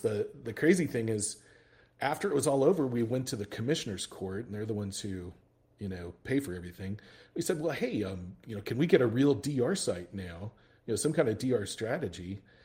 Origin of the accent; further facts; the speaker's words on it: El Paso, Texas, United States; I'm originally from El Paso, Texas.